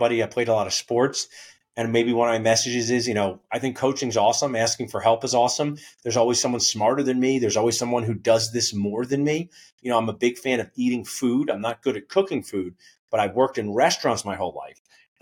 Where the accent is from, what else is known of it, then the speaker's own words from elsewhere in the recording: New Jersey, United States; I was from New Jersey. I'm from New Jersey, and we had this Best Buy